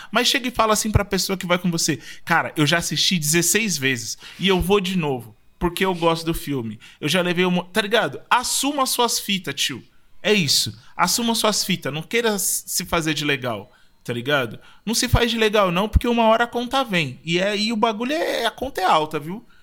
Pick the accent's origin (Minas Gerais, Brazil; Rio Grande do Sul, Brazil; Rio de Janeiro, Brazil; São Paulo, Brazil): São Paulo, Brazil; eu fui criado no, na época que em Pinheiros, é, a gente aqui de São Paulo